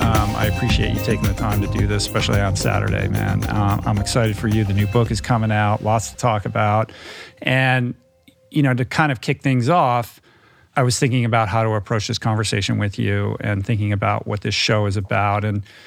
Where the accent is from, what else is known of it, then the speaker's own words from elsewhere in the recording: Detroit, Michigan, United States; And I'm from Detroit, so I know, you know, I know that vibe.